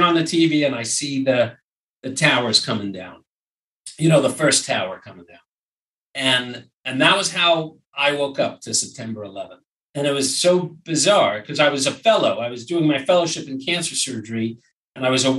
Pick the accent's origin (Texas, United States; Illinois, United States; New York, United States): New York, United States; moved away as an adult; also born or lived in Brooklyn; now in Los Angeles, United States; I'm from New York originally, and I moved to LA in 2000